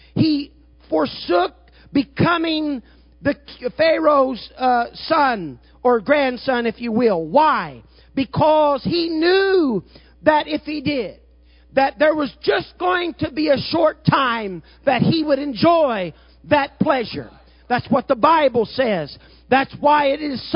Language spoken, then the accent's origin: English; Southern Illinois, United States; I'm from Southern Illinois, and I'm kind of a redneck